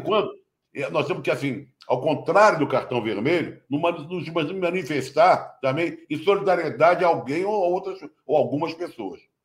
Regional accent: Rio de Janeiro, Brazil; eu como carioca

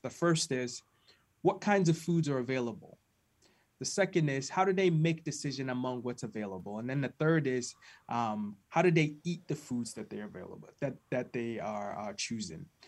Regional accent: Ghana; now in United States; I was born and raised in Ghana, West Africa

